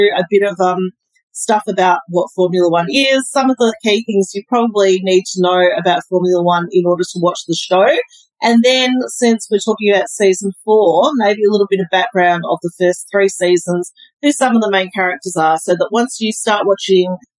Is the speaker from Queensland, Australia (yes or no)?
no; Melbourne, Victoria, Australia; moved away; also born or lived in Singapore; I grew up in Melbourne, about 7 kilometres from where the track is in Albert Park